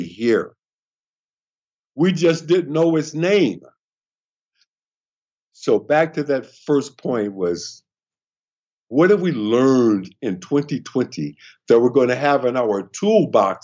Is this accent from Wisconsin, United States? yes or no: yes; Milwaukee, Wisconsin, United States; my hometown, Milwaukee, Wisconsin, standing in front of the elementary school that I went